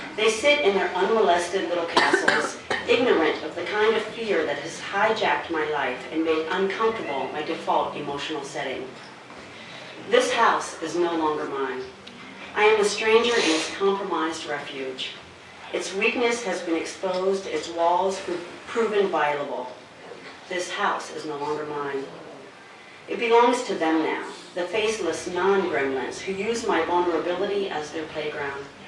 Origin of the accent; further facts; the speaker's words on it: Arizona, United States; now in Ohio, United States; I'm from the desert. I'm from Arizona